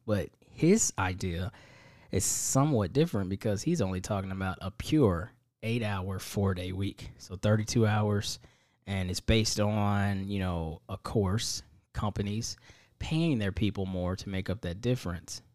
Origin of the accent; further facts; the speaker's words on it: Indiana, United States; I'm from Indiana